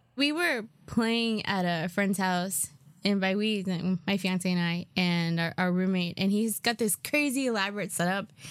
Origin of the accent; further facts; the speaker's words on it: New York, United States; I'm a New Yorker